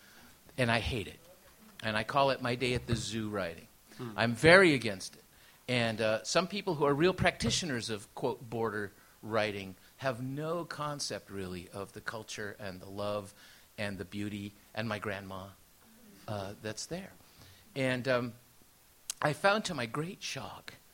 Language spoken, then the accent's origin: English; San Diego, California, United States; first language Spanish; English is a second language; also born or lived in Tijuana, Mexico; I grew up in San Diego in the time when there was nothing Latino available